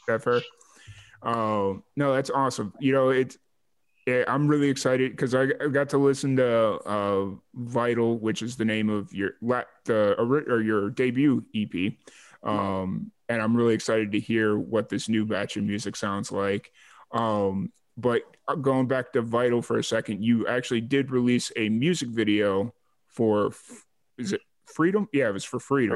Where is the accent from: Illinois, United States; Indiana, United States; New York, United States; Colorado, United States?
Illinois, United States; Chicago Heights; accent: Chicago; also born or lived in New Mexico; now in Texas, United States; I grew up in Chicago Heights